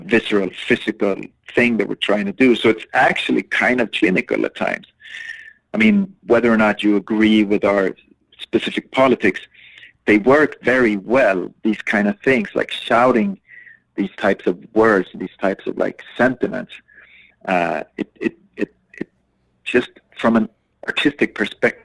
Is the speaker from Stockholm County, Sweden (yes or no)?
no; Umeå, Västerbotten County, Sweden; my hometown